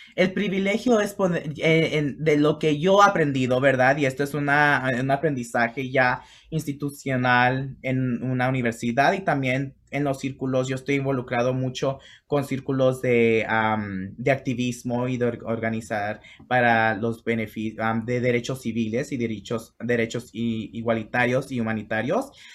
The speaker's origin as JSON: {"language": "Spanish", "town": "Los Angeles", "region": "California", "country": "United States", "tie": "born or raised there", "also_born_or_lived": "Mexico / Chicago", "said": "crecí en Los Ángeles"}